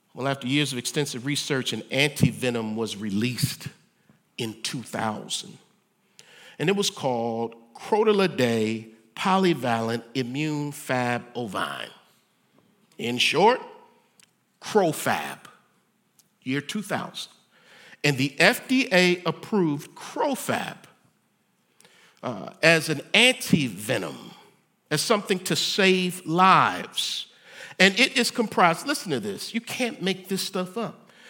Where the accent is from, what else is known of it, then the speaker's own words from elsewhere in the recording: United States; I'm an American